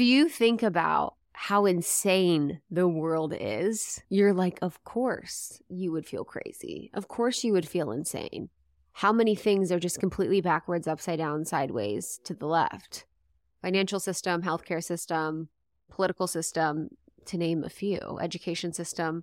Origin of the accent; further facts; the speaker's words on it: Ohio, United States; moved away; also born or lived in Los Angeles; growing up in Ohio